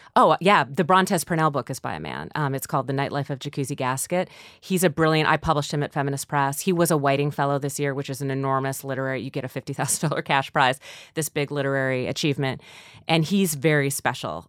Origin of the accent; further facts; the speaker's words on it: North Dakota, United States; moved away; I'm from North Dakota too